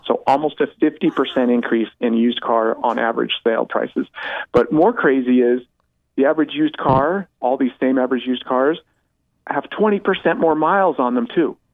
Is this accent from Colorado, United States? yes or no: yes; Colorado, United States; moved away; Colorado, my home state where I grew up